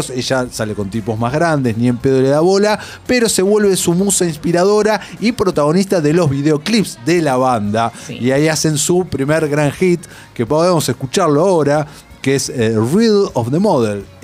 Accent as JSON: {"language": "Spanish", "country": "Argentina"}